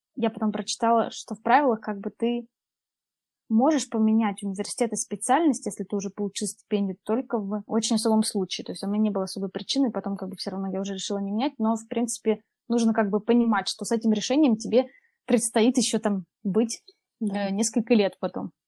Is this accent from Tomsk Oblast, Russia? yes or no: yes; Tomsk, Tomsk Oblast, Russia; moved away as an adult; also born or lived in Poland; now in Munich, Germany; Я из Томска, и, получается, 18 лет. 18 лет я там училась в школе, и 18 лет я переехала в Польшу